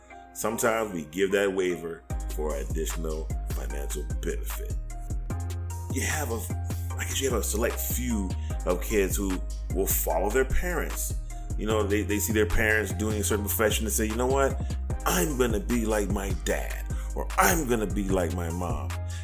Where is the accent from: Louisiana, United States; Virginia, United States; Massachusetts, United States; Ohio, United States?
Louisiana, United States; also born or lived in Texas / Oklahoma / North Carolina; I will tell you that I am 51. I have lived with racism all my life. I grew up in Louisiana. I grew up in parts of Texas. I lived in Oklahoma. I lived in North Carolina.